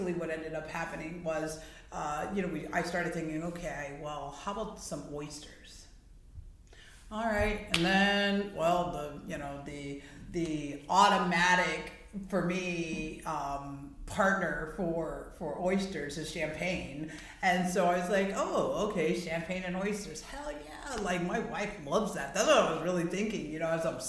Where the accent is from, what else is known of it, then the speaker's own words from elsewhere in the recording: South Florida, United States; also born or lived in Wilton Manors; Wilton Manors is not my hometown, but. South Florida is.